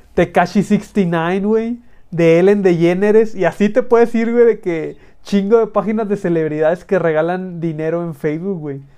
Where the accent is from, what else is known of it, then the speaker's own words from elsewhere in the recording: northern Mexico, Mexico; accent: norteño; con mi pinche acento norteño